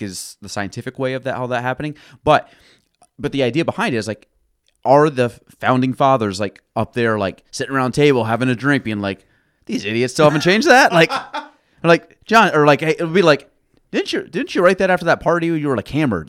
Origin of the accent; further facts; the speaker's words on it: New York, United States; I'm from New York